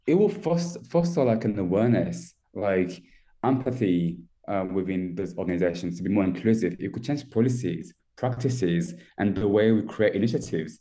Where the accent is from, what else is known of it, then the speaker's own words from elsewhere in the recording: France; moved away as an adult; I was born and raised in France. I moved here um, 12 years ago. So I was pretty much 18 on my own as a au pair